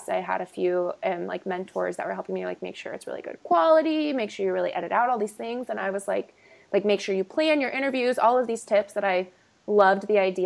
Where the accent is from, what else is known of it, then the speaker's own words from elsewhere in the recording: California, United States; also born or lived in Texas / New Orleans; I was born in Texas, raised in California